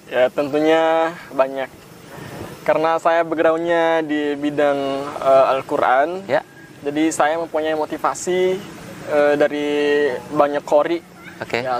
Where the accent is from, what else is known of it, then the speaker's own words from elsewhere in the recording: Rada, West Nusa Tenggara, Indonesia; saya berasal dari desa Rada